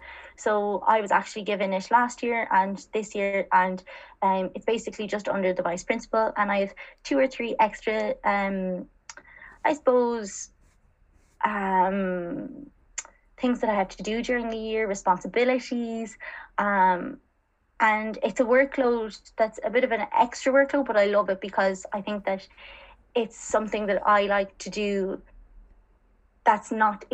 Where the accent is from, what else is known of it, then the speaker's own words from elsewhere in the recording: Connemara Gaeltacht, Connacht, Ireland; moved away as an adult; also born or lived in Galway / France; now in Dublin, Ireland; I'm originally from the Connemara Gaeltacht.